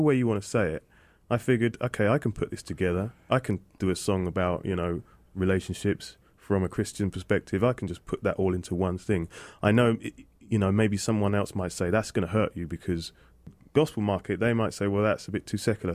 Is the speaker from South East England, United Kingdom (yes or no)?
yes; Aldershot, South East England, United Kingdom; accent: British; people know London more than Aldershot, which is an army town, and it's about 20 miles away